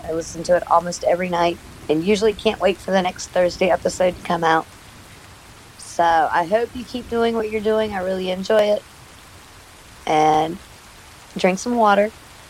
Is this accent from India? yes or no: no; Morgantown, West Virginia, United States; I'm from Morgantown, West Virginia.